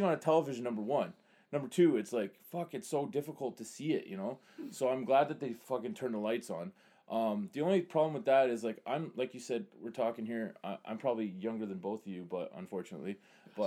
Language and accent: English; Canada; us being Canadian